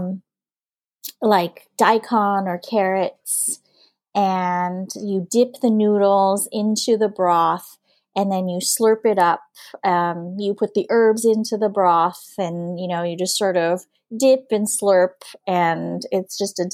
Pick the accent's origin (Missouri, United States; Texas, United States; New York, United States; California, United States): California, United States; Huntington Beach; first language English; moved away as an adult; now in Hanoi, Vietnam; I was born and I grew up in Southern California, just south of Los Angeles is an area called Orange County